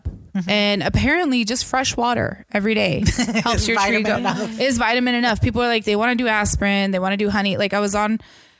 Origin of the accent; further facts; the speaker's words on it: Washington, United States; I come from the Evergreen State.